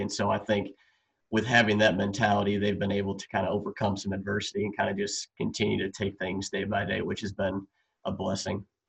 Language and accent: English; Wisconsin, United States; I'm from Wisconsin